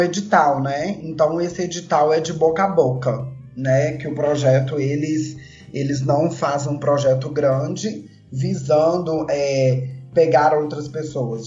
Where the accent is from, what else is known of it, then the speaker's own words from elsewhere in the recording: Belo Horizonte, Minas Gerais, Brazil; Eu moro em Belo Horizonte, sou, sou daqui, sou mineira, tá? Nasci em BH